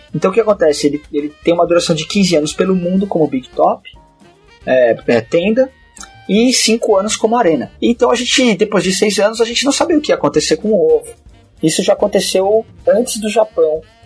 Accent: Brazil; eu sou brasileiro

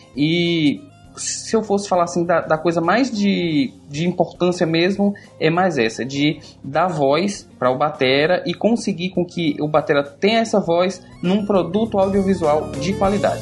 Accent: Seabra, Bahia, Brazil; now in Salvador, Brazil; eu me mudar do interior, que foi onde eu nasci, eh, na Chapada Diamantina, Seabra, e vim morar em Salvador

